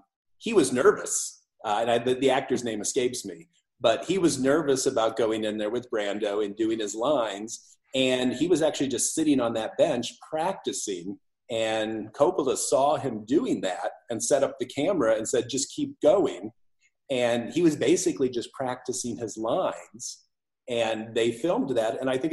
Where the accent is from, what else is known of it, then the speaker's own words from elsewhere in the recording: Elgin, Illinois, United States; also born or lived in Victor, Iowa; I grew up in Elgin. We moved there when I was 8. Before that, we were in a little farm town in Iowa called Victor, Iowa. We moved to Elgin when I was 8 and basically was there through high school.